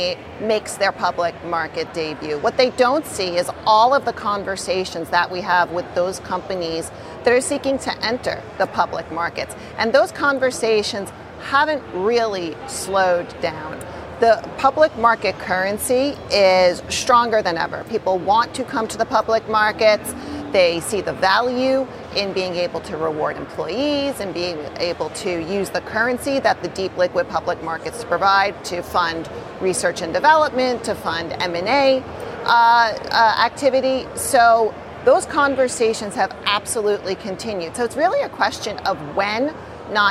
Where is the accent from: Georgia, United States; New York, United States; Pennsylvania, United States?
New York, United States; New York City; I'm a New Yorker through and through, born and bred New Yorker, so I bleed New York City